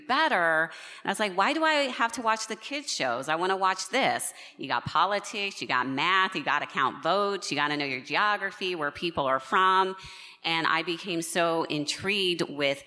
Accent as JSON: {"language": "English", "region": "Nevada", "country": "United States", "tie": "born or raised there", "said": "in Nevada, my home state"}